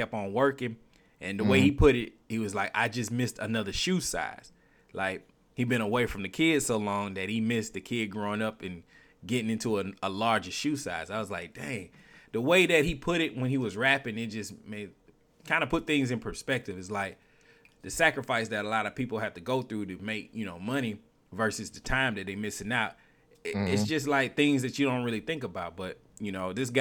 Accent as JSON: {"language": "English", "region": "Alabama", "country": "United States", "said": "I'm from Alabama"}